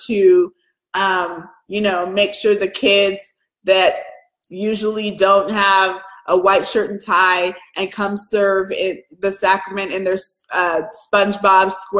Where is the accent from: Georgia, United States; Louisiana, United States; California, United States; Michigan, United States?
Georgia, United States; Atlanta; moved away; also born or lived in Chicago; I grew up in Atlanta, I've lived in Chicago